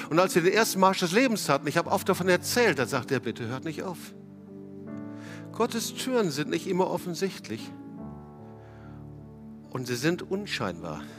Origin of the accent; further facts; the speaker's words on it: North Rhine-Westphalia, Germany; ich, ich als Westfale habe immer nur Guten Tag gesagt